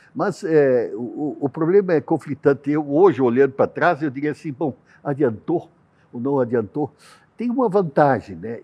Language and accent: Portuguese; Brazil; como brasileiros